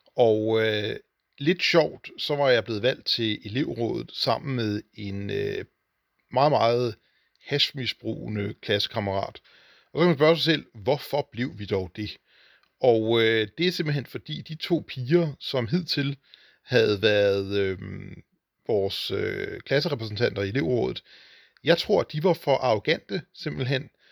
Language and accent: Danish; Hornbæk, Capital Region of Denmark, Denmark; det var byen Hornbæk med cirka 4.000 indbyggere, hvor jeg voksede op og gik i skole